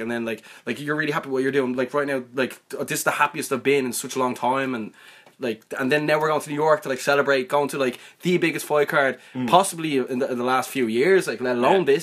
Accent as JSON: {"language": "English", "country": "Ireland", "said": "we're from Ireland"}